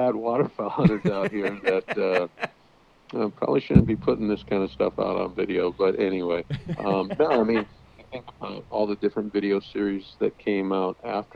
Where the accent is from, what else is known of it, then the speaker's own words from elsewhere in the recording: Boise, Idaho, United States; moved away as an adult; now in Washington, United States; I grew up in Boise